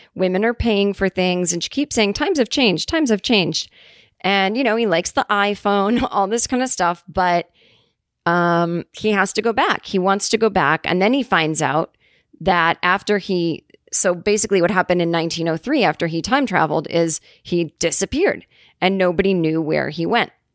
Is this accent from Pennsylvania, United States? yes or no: no; Massachusetts, United States; moved away; my hometown